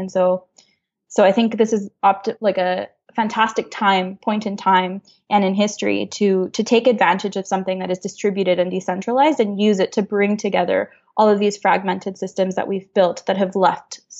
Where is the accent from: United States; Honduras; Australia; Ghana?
Honduras; moved away as an adult; also born or lived in Montreal, Canada; now in Canada; I grew up in Honduras. I was born and raised there.